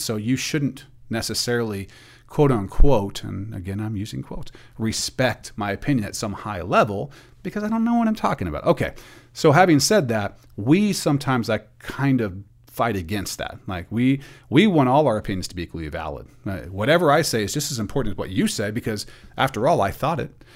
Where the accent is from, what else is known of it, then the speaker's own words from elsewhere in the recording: Portland, Oregon, United States; I'm from the Portland area